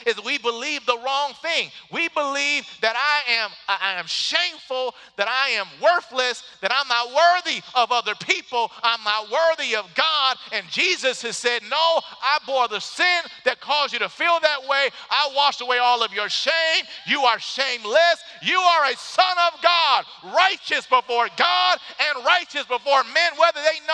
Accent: Detroit, Michigan, United States; moved away; I grew up in Detroit where they say the exact same stuff

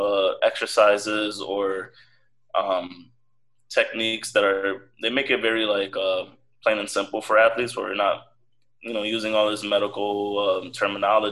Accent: Connecticut, United States; I'm from Connecticut

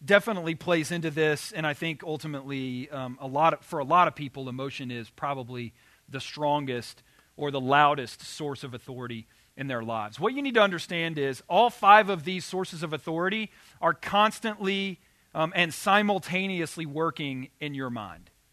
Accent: Arkansas, United States; I grew up in Arkansas

